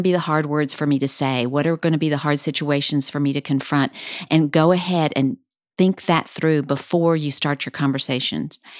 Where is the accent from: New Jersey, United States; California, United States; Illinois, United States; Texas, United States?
Texas, United States; El Paso; now in Dallas, United States; I grew up in El Paso